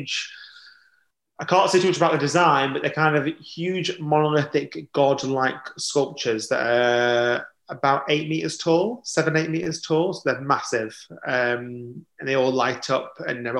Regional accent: Blackpool, North West England, United Kingdom; moved away; I'm from Blackpool originally.

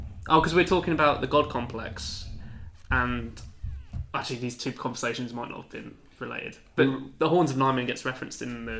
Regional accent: near Stratford-upon-Avon, West Midlands, United Kingdom; I grew up near Stratford-upon-Avon Butterfly Farm.

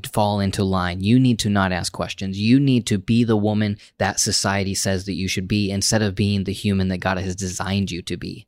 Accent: United States; as an American man, just because of the, my cultural upbringing

